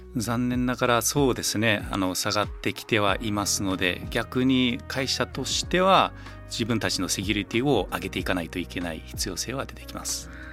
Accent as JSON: {"language": "Japanese", "country": "New Zealand", "tie": "born or raised there", "moved": "as an adult", "lives_now": "Japan", "said": "ニュージーランドはまあ生まれ育ちなのであの本当に大学までずっとニュージーランドでしたね。"}